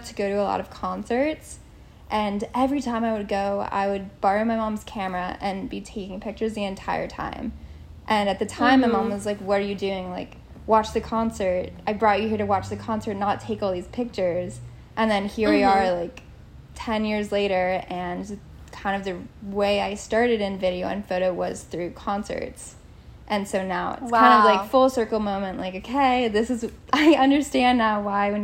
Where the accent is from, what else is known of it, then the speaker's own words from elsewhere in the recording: Virginia, United States; moved away as an adult; also born or lived in South Carolina; now in Charleston, United States; I'm from Virginia, and so it's still drivable and still close to home